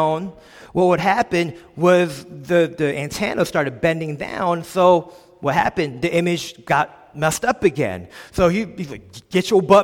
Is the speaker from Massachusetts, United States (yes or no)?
no; Philadelphia, Pennsylvania, United States; I grew up in a small little subsection of Philadelphia in Olney, PA. This is where I was born and raised.